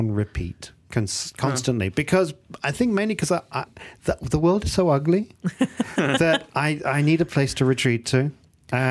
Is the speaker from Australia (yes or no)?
no; England, United Kingdom; I grew up in England